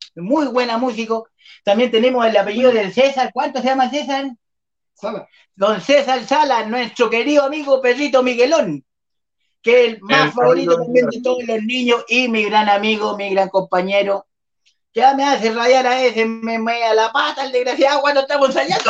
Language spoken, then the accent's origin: Spanish; Malloco, Santiago Metropolitan Region, Chile; toda la gente de Mayoco, mi pueblo natal.